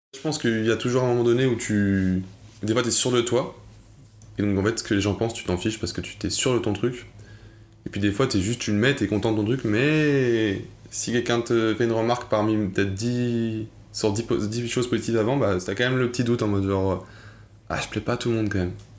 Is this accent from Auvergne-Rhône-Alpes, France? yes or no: yes; Lyon, Auvergne-Rhône-Alpes, France; also born or lived in Angers; Je suis arrivé d'Angers à, Lyon. J'étais en CE2